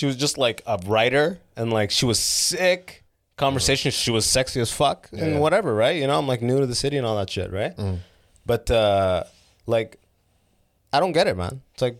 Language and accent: English; London, Ontario, Canada; I grew up in London, Ontario.